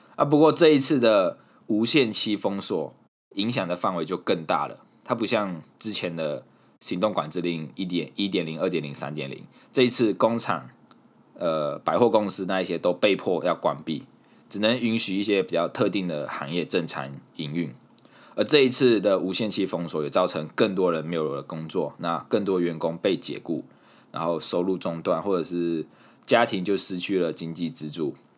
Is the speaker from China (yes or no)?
no; Malaysia; moved away; 在我家乡